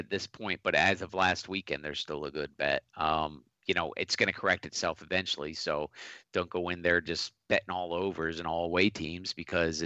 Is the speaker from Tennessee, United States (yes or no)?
no; Philadelphia, Pennsylvania, United States; I'm from Philly